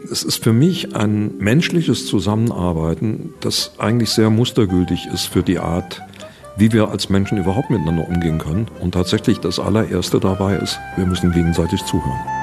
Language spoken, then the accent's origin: German; Saarland, Germany; Im Saarland, wo ich herkomme